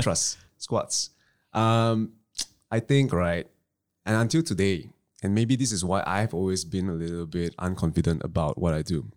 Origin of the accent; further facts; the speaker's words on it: Klang, Selangor, Malaysia; I come from Klang